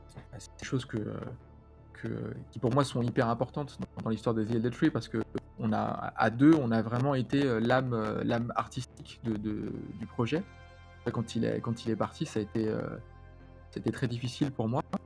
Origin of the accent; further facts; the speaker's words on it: Paris, Île-de-France, France; moi, je venais de Paris